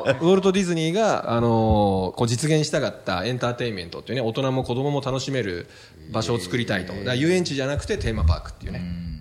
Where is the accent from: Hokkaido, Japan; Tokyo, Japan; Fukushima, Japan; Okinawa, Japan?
Tokyo, Japan; Fukagawa, Koto; 東京都深川です。江東区のね